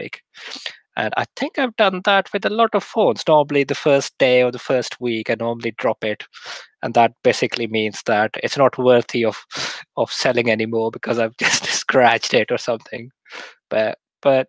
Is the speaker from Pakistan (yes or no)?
yes; Lahore, Punjab, Pakistan; moved away as an adult; now in United Kingdom; I was born in Lahore in Pakistan. And I lived there till I was 21